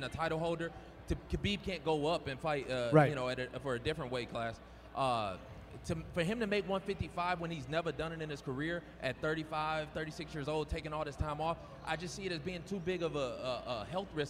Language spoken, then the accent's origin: English; Detroit, Michigan, United States; I come from Detroit. I'm out the mud. We ain't really come from nothing